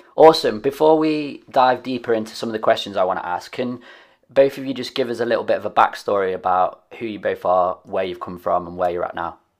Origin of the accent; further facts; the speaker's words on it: Nottingham, East Midlands, United Kingdom; they are also based in my hometown of Nottingham